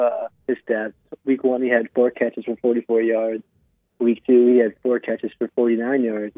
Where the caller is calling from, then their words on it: Staten Island, New York, United States; This time we're calling from Staten Island.